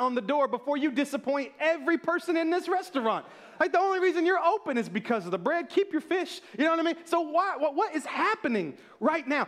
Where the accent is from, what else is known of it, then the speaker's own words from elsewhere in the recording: the South, United States; I'm from the South.